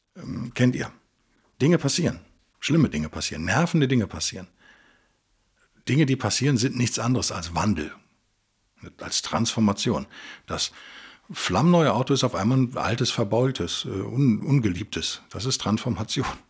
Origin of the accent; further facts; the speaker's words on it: Germany; Bei uns in Europa ist wahrscheinlich, äh, oder in Deutschland speziell